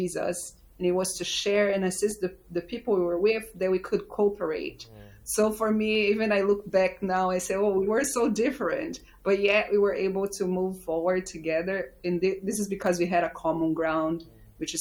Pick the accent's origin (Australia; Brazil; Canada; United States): Brazil; moved away as an adult; also born or lived in Uganda; I grew up in Brazil, which is quite a diverse country, but I moved overseas when I was 28